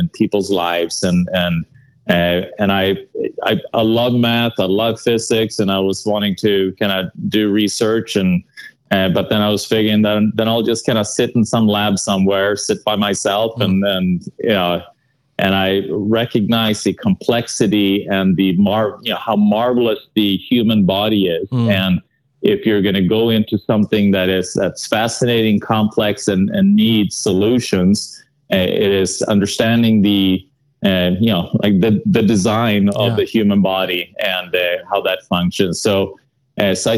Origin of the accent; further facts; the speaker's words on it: Sweden; English is a second language; moved away; I'm from Sweden, so that accent will probably not leave me